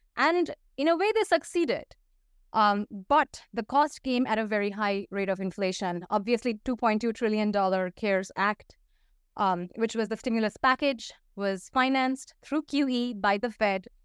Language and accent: English; Paris, Île-de-France, France; first language Hindi and Bengali; English is a second language; moved away as an adult; also born or lived in India / United States / Russia / Turkey; I grew up, um, for th, a good part of my childhood and into teenhood, high school and whatnot, um, in Paris, so I speak French.